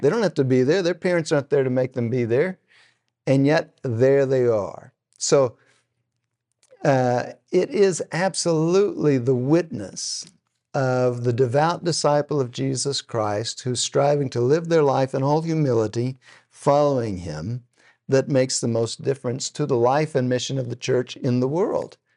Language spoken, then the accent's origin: English; Texas, United States; now in Oklahoma, United States; I'm from Texas